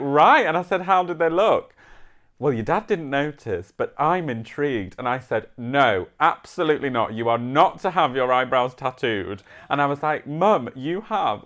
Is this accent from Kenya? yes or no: no; Yorkshire and the Humber, United Kingdom; I'm from Yorkshire